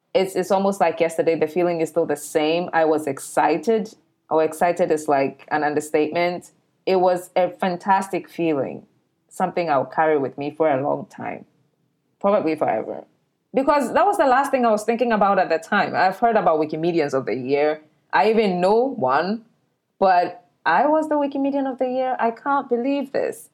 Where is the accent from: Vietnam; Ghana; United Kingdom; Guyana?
Ghana; I live in Accra, Ghana, and I come from Ghana